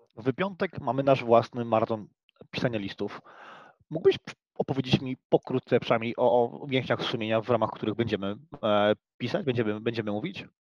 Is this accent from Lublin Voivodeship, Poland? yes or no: no; Silesian Voivodeship, Poland; my Polacy, my Ślązacy